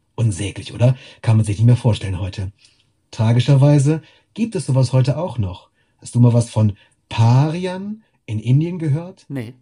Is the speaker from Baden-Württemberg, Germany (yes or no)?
no; Wittorf, Lower Saxony, Germany; also born or lived in Lüneburg; ich bin vor den Toren Lüneburgs aufgewachsen. Ich komme von hier, äh, explizit in Wittorf bin ich aufgewachsen